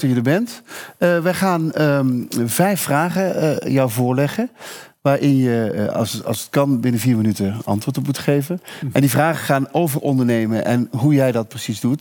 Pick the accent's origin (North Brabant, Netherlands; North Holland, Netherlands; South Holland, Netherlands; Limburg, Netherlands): North Brabant, Netherlands; Veghel; ik kom uit Vegel